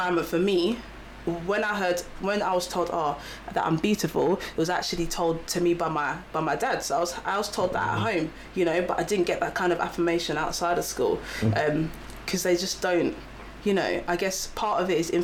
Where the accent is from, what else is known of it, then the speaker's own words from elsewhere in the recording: Kent, South East England, United Kingdom; I grew up outside London. So I grew up in Kent